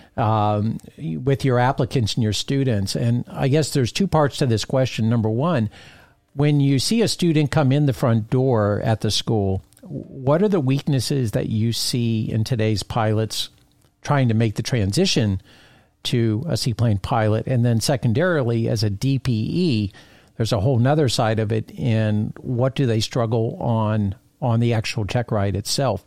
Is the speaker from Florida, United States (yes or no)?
yes; Fort Lauderdale, Florida, United States; moved away; I was a Fort Lauderdale native.